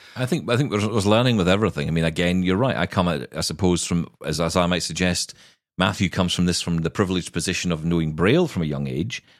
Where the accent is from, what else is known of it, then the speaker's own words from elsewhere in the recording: Glasgow, Scotland, United Kingdom; I am Scottish and it is in my blood.